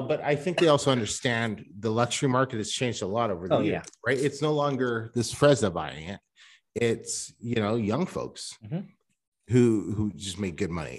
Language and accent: English; Vancouver, British Columbia, Canada; I'm from Vancouver.